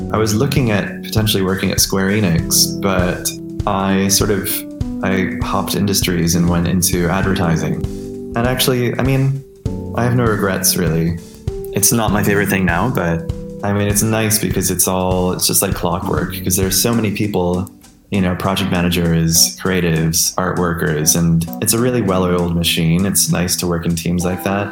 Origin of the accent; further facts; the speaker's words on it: Marion, New York, United States; I grew up outside of Rochester, New York, uh, in a really small town called Marion